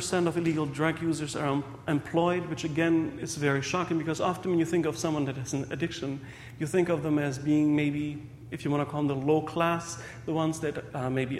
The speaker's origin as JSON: {"language": "English", "country": "Germany", "tie": "born or raised there", "also_born_or_lived": "Hungary", "moved": "yes", "lives_now": "Windsor, Canada", "said": "I was born in Hungary, raised in Germany, and about 9 years ago, I married Stephanie Palanike from Windsor, and currently I'm working in a local hospital there"}